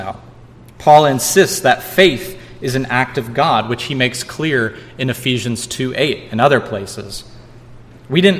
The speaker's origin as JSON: {"language": "English", "region": "Missouri", "country": "United States", "tie": "born or raised there", "moved": "yes", "lives_now": "San Diego County, United States", "said": "as kids growing up in Missouri"}